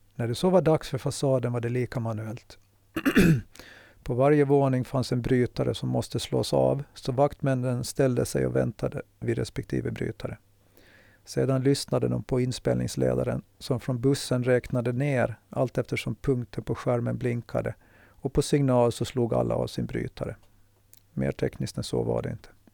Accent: Mariehamn, Åland Islands; Huset jag växte upp i ligger inte långt från fiskehamnen

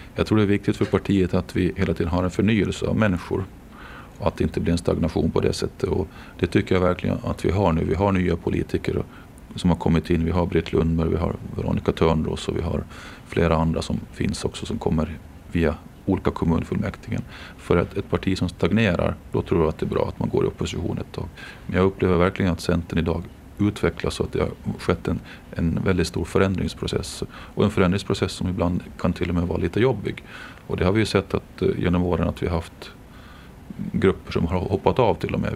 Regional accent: Jomala, Åland Islands; now in Mariehamn, Åland; jag är ju född och uppvuxen i Jomala

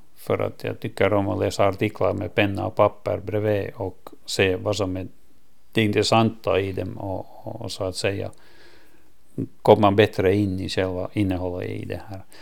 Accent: Lappo, Åland Islands; Det här är min hemö och eh, min fars släkt kommer härifrån sedan många generationer.

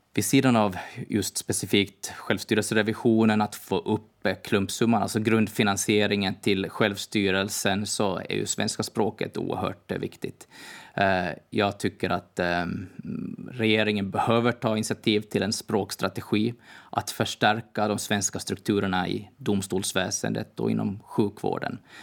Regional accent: Åland Islands

